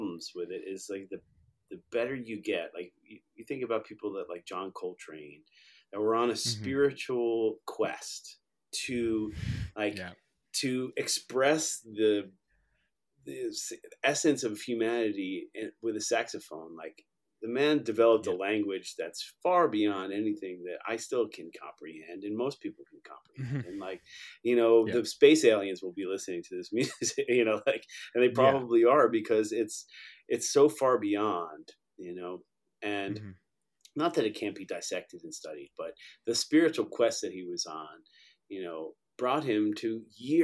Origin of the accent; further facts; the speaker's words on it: Long Island, New York, United States; I grew up in New York. I'm a kid from Long Island.